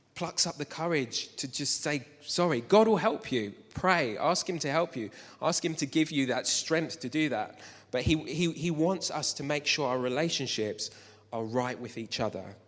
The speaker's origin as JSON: {"language": "English", "town": "Luton", "region": "East of England", "country": "United Kingdom", "tie": "born or raised there", "said": "I grew up in Luton"}